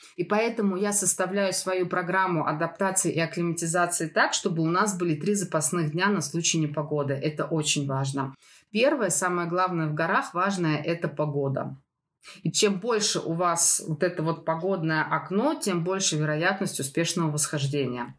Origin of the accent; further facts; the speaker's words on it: Moscow, Russia; moved away; Я из Москвы